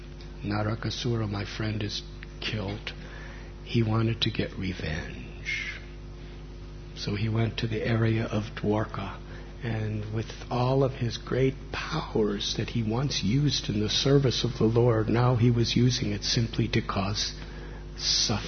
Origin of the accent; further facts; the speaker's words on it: United States; moved away; I was born and raised in America